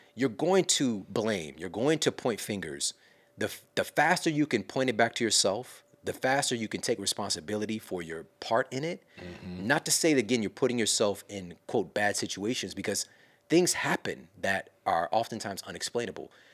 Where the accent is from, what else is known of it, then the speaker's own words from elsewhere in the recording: Ferguson, Missouri, United States; I'm from Ferguson, Missouri. I'm from St. Louis